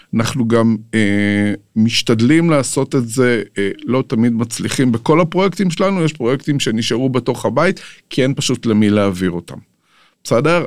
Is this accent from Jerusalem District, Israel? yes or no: yes; Jerusalem, Jerusalem District, Israel; אני גדלתי בירושלים, נולדתי בירושלים, גדלתי בירושלים